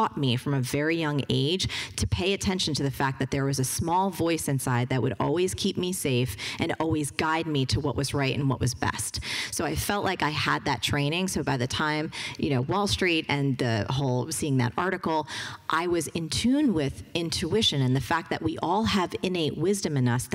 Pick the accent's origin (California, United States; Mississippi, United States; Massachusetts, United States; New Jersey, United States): New Jersey, United States; I'm from New Jersey